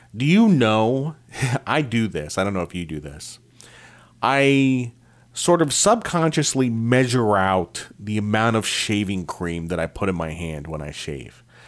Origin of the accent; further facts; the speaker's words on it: Eastern Connecticut, United States; I grew up in Eastern Connecticut.